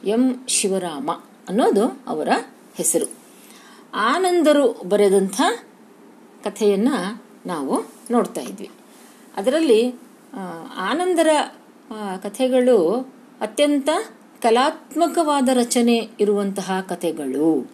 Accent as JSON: {"language": "Kannada", "region": "Dharwad / North Karnataka", "country": "India", "said": "ಈ ನಮ್ಮ ಧಾರವಾಡದ ಅಥವಾ ಉತ್ತರ ಕರ್ನಾಟಕದ ಗ್ರಾಮೀಣ ಬದುಕು"}